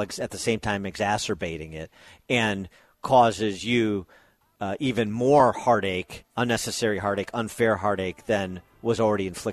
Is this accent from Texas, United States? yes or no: no; Chicago, Illinois, United States; I know it as a Chicagoan